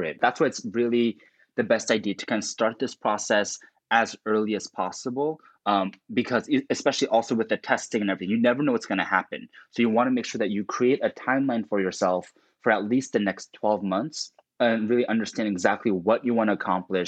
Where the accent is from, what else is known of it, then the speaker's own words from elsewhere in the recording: New Jersey, United States; I grew up in Jersey